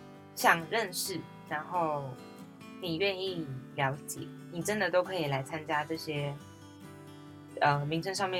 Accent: Tafalong, Hualien County, Taiwan; 我是来自塔巴朗部落和安通部落的阿美族…。

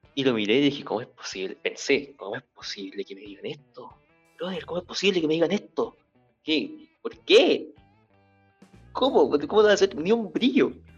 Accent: Nueva Imperial, Araucanía, Chile; now in Santiago, Chile; Yo soy de Imperial

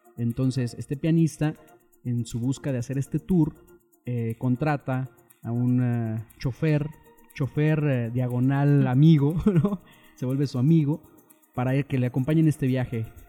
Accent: Mexico; Como mexicano

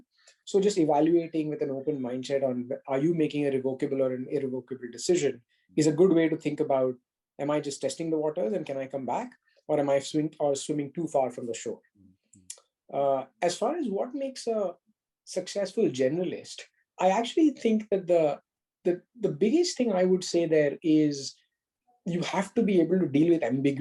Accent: Mumbai, Maharashtra, India; growing up in Bombay

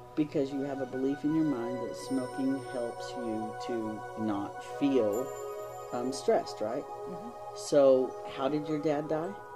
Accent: Texas, United States; now in Illinois, United States; I'm a beardo with southern charm. I'm from Texas. Don't hold it against me. I'm in Illinois now

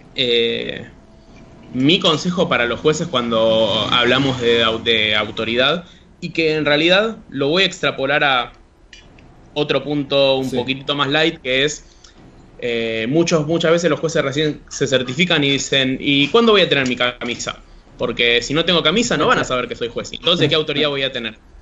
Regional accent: Argentina; nosotros como comunidad argentina

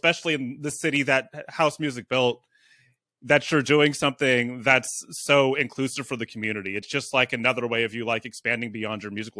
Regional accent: San Francisco, California, United States; now in Oakland, United States; I'm from San Francisco. I live in Oakland

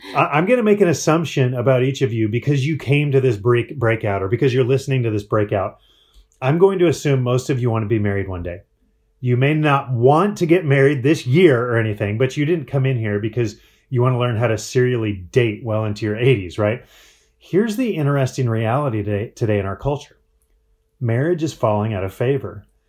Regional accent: Breckenridge, Colorado, United States; now in Phoenix, United States; I grew up in Breckenridge, Colorado.

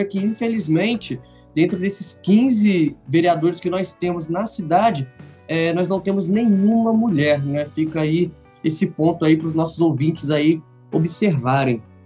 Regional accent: Três Rios, Rio de Janeiro, Brazil; eu e o Gabriel nós somos da cidade de Três Rios

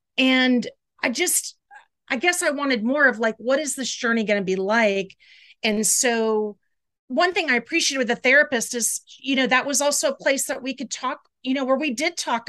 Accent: the South, United States; So I grew up in the South and I was never religious.

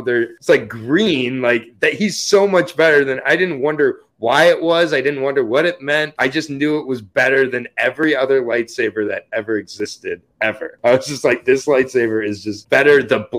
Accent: Michigan State University country, United States; I grew up in Michigan State University country

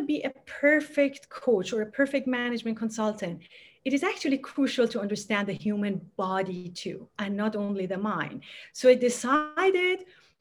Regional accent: Tehran, Tehran Province, Iran; now in California, United States; I was born and raised in Tehran in Iran

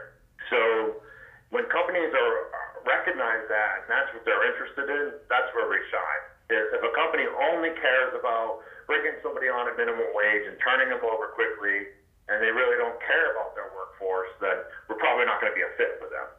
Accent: Maine, United States; I grew up in Maine and joined the Navy right out of high school, served 21 years

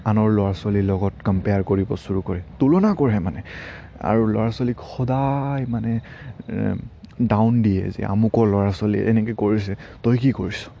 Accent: Assam, India; আমি অসমীয়া মানুহে

